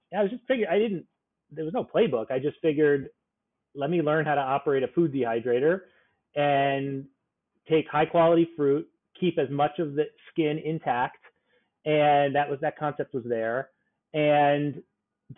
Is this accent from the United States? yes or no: yes; South Florida, United States; now in New York, United States; I grew up in South Florida and it was like a paradise of tropical fruits